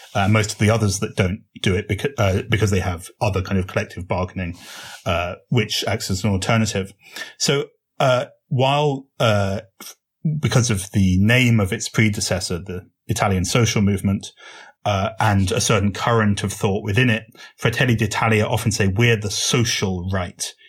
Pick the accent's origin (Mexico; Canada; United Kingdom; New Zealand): United Kingdom; as you may have guessed from my accent, I come from Britain.